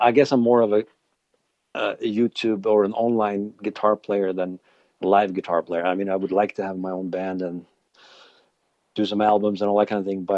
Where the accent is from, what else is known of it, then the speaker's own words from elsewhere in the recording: Sweden; moved away as an adult; now in Alberta, Canada; I'm actually originally from Sweden, but I've lived in Canada for 20 years now.